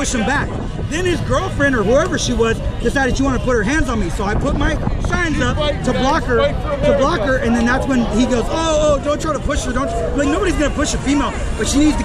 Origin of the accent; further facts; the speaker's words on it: the Bay Area, California, United States; I'm from the Bay